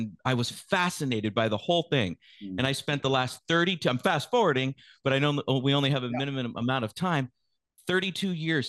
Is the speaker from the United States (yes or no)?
yes; San Francisco, California, United States; also born or lived in West Coast, United States; I was born in the San Francisco Bay Area, San Francisco specifically, yeah. And I grew up on the West Coast of the United States.